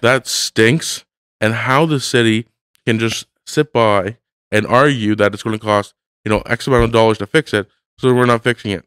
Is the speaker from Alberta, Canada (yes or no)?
no; Hamilton, Ontario, Canada; I live in Hamilton